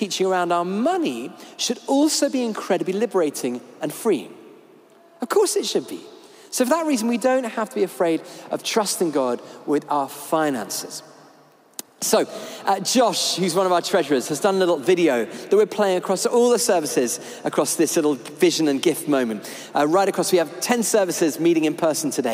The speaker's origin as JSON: {"language": "English", "country": "United Kingdom", "said": "we're British"}